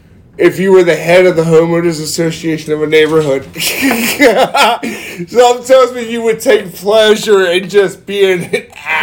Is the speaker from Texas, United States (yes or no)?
yes; Southern Texas, United States; now in Pennsylvania, United States; growing up in Southern Texas